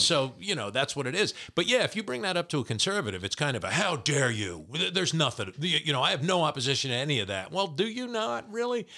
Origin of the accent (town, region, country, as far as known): New Jersey, United States; born or raised there